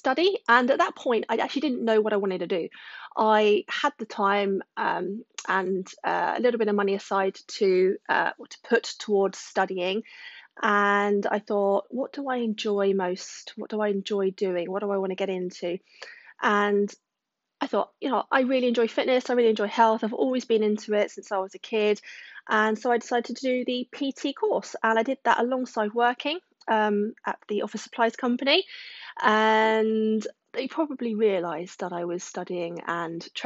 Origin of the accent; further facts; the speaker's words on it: Surrey, South East England, United Kingdom; now in Wiltshire, United Kingdom; haven't lived in Wiltshire all my life. I was born in Surrey